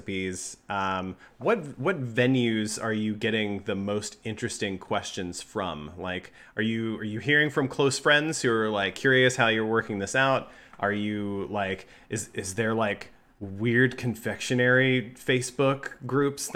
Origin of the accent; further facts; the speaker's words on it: the South, United States; I'm from the South